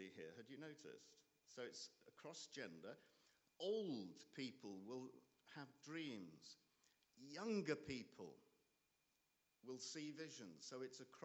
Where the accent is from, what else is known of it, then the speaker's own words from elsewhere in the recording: Nottingham, East Midlands, United Kingdom; I'm from Nottingham